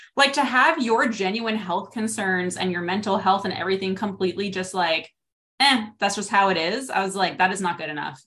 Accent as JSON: {"language": "English", "country": "Canada", "also_born_or_lived": "Regina, Saskatchewan", "said": "I'm from Canada. I'm in Regina, Saskatchewan"}